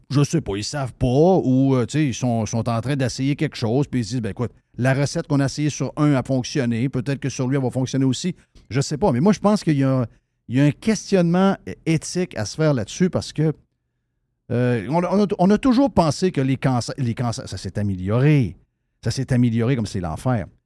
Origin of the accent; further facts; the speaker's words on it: Hudson, Quebec, Canada; J'ai habité là. Je suis né à Québec, mais j'ai habité Hudson